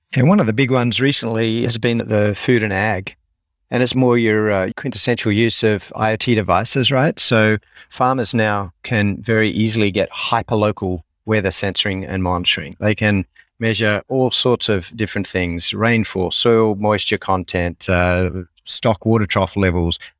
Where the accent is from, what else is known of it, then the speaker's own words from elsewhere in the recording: Sydney, New South Wales, Australia; moved away as an adult; also born or lived in United States; born and raised in Sydney, finished education through university here